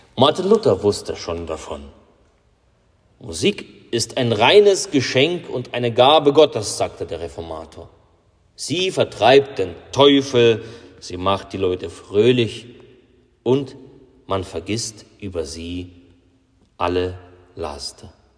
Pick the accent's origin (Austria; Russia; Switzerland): Russia; bei uns in Russland